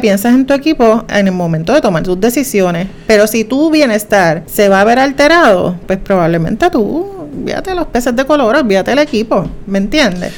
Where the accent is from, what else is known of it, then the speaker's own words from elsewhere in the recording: Juncos, Puerto Rico; yo soy de Junco